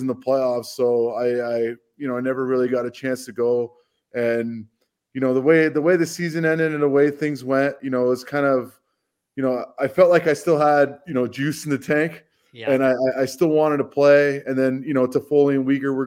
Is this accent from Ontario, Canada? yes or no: no; Vancouver, British Columbia, Canada; moved away as an adult; now in Calgary, Canada; I'm from Vancouver